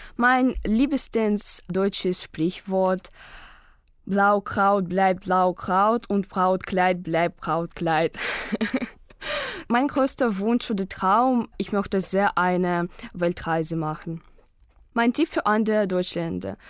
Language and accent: German; Kaliningrad, Kaliningrad Oblast, Russia; German is a second language; ich komme aus Kaliningrad, aus Russland